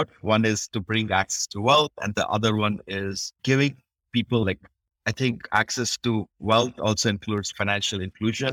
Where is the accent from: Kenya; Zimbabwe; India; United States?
India; I grew up in India